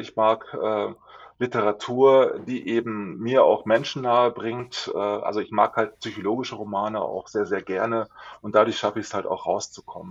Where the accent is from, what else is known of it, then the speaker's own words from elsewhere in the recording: Lower Saxony, Germany; Ich komme aus Niedersachsen nicht weit, luftlinienmäßig von euch entfernt